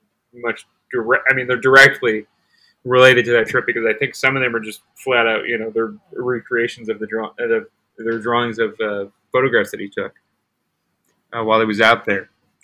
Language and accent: English; Metuchen, New Jersey, United States; Yeah, I come from a town, Metuchen.